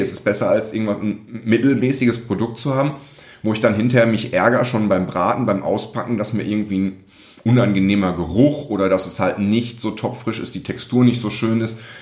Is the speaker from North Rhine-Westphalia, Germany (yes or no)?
yes; Recklinghausen, North Rhine-Westphalia, Germany; moved away; Aufgewachsen, geboren, ein Feinschmeckerparadies, diese Stadt